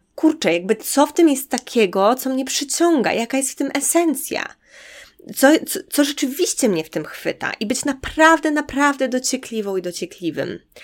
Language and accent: Polish; Podlaskie Voivodeship, Poland; moved away; to skąd pochodzę, to w moim przypadku to jest mała podlaska miejscowość